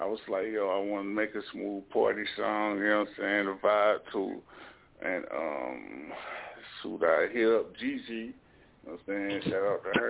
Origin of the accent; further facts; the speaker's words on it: Walkertown, North Carolina, United States; I'm from Dub T and all that. It's Walker Town, little small town in the Carolinas.